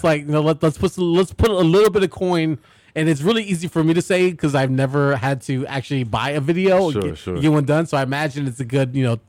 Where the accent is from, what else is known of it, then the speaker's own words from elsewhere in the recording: Chicago, Illinois, United States; I grew up on the south side, but not that far east, okay. But near Midway. In the West Lawn area